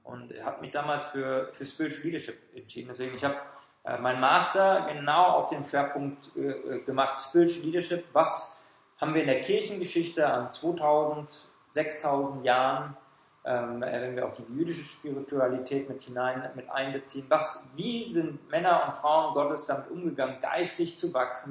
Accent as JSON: {"language": "German", "country": "Germany", "also_born_or_lived": "Frankfurt / Switzerland", "said": "als Deutsche"}